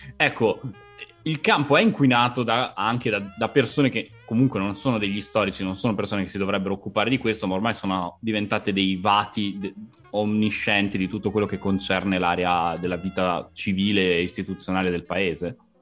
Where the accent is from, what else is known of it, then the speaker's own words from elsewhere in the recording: Catania, Sicily, Italy; now in Trento, Italy; viviamo a Trento, io vengo da Catania